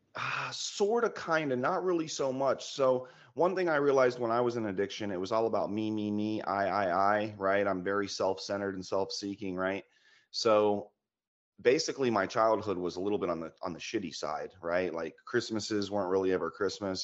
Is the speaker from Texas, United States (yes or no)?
no; Florida, United States; moved away as an adult; now in Georgia, United States; I'm from Florida, living in Georgia now.